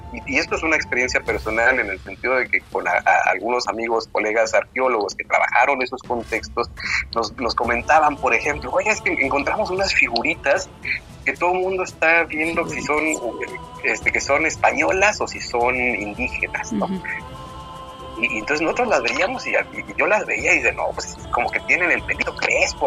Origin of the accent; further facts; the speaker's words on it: Mexico; somos mexicanos